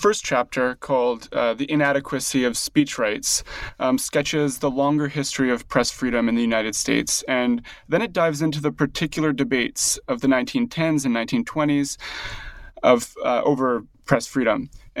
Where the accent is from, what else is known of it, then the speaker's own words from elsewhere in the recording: Canada; I don't know if you'll be able to distinguish my accent, but I'm actually from Canada.